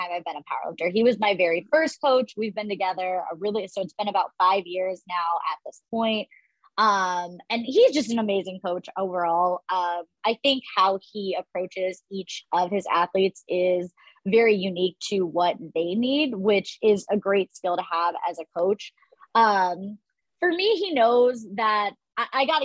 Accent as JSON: {"language": "English", "region": "Ohio", "country": "United States", "tie": "born or raised there", "said": "I grew up in Ohio"}